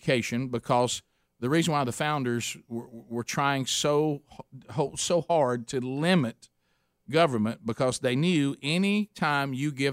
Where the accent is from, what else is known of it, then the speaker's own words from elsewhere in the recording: Alabama, United States; We're from Alabama